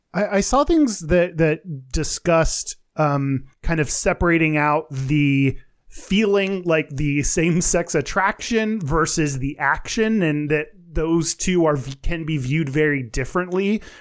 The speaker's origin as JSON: {"language": "English", "region": "Texas", "country": "United States", "tie": "born or raised there", "said": "growing up in Texas, because of growing up in the U S"}